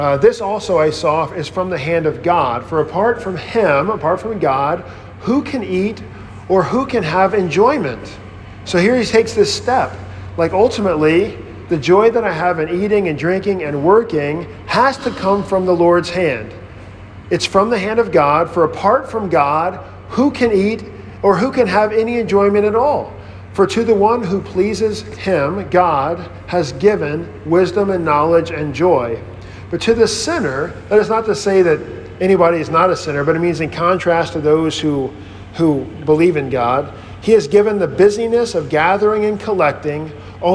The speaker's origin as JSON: {"language": "English", "region": "Mississippi", "country": "United States", "tie": "born or raised there", "moved": "as an adult", "said": "growing up on this farm in Mississippi, we were just working all the time"}